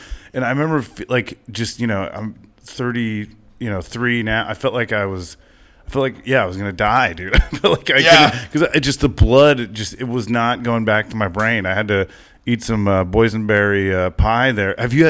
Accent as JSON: {"language": "English", "region": "Southern California", "country": "United States", "tie": "born or raised there", "said": "growing up in Southern California"}